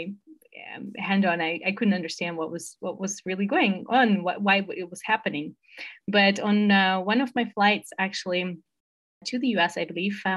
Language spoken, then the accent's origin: English; Moscow, Russia; moved away as an adult; also born or lived in United States; I'm originally from Moscow, Russia, and I studied abroad in the US